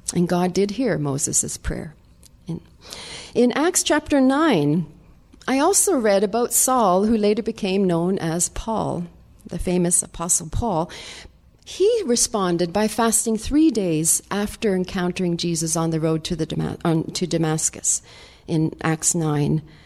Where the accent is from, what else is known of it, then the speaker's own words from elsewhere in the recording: Sweden; moved away; I'm from Sweden